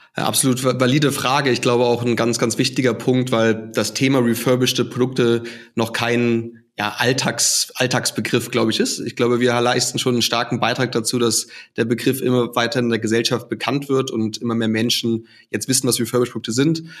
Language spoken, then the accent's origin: German; Hamburg, Germany; also born or lived in Australia / China / England / Munich; now in Austria; Ich komme ursprünglich aus Hamburg im, im hohen Norden